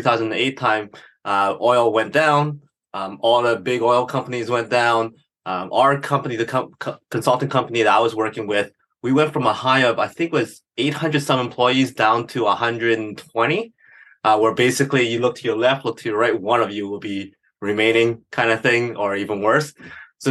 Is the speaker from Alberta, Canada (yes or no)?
yes; Edmonton, Alberta, Canada; Born and raised in Edmonton, Alberta